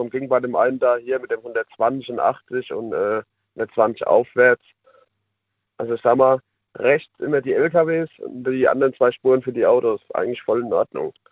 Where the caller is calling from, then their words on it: Rhineland-Palatinate, Germany; bin aus Rheinland-Pfalz.